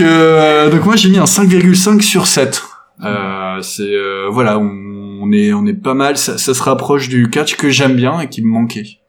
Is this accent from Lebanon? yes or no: no; France; en tant que Français